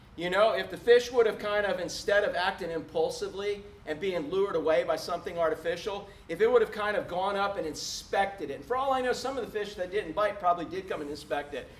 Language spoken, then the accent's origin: English; Space Coast, Florida, United States; When I first got here from fishing the Space Coast, growing up in the Space Coast